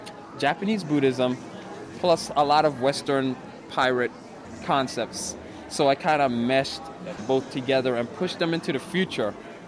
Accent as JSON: {"language": "English", "country": "U.S. Virgin Islands", "also_born_or_lived": "Florida", "said": "And I'm from the Virgin Islands, but I lived in Florida."}